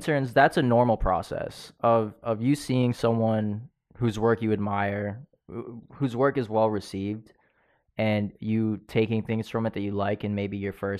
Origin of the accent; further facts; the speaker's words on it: Philippines; I'm Filipino. I could do that.